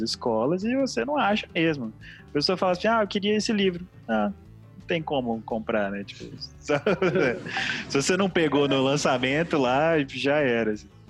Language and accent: Portuguese; Espírito Santo, Brazil; nós somos do Espírito Santo